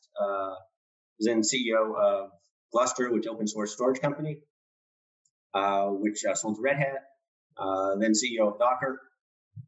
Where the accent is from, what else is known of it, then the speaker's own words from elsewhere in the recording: Cupertino, California, United States; I grew up in Cupertino, California.